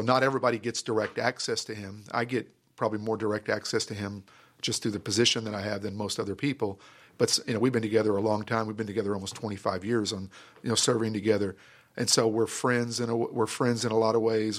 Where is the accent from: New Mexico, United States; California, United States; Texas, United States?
Texas, United States; Grand Prairie; I grew up in Grand Prairie